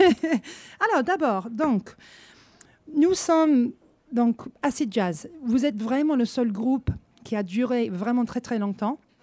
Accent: England, United Kingdom; je suis anglaise

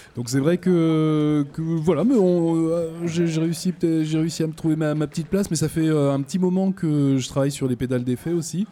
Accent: French Guiana; je suis guyanais

